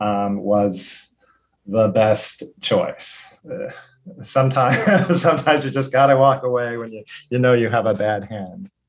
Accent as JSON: {"language": "English", "region": "Hawaii", "country": "United States", "tie": "born or raised there", "also_born_or_lived": "Los Angeles", "moved": "as an adult", "said": "I was born in Hawaii. I grew up here"}